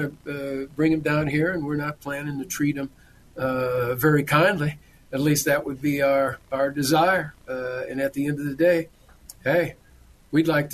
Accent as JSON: {"language": "English", "region": "Southern California", "country": "United States", "moved": "yes", "lives_now": "Arizona, United States", "said": "when I'm from Southern California"}